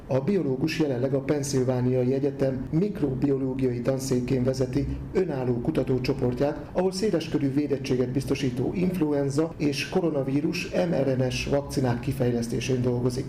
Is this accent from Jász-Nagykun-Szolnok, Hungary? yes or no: yes; Szolnok, Jász-Nagykun-Szolnok, Hungary; moved away as an adult; also born or lived in Kisújszállás; now in United States; itt születtem